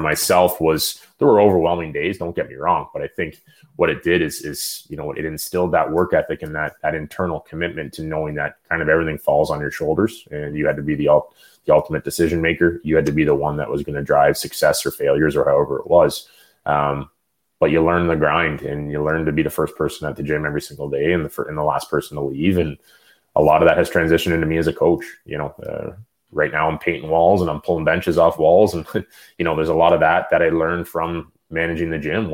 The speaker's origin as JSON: {"language": "English", "area": "the Ottawa Valley", "region": "Ontario", "country": "Canada", "tie": "born or raised there", "said": "I grew up in the Valley, but I won minor hockey championships in that arena"}